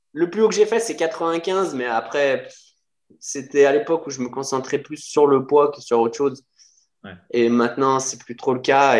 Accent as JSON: {"language": "French", "town": "Lyon", "region": "Auvergne-Rhône-Alpes", "country": "France", "said": "je suis de Lyon"}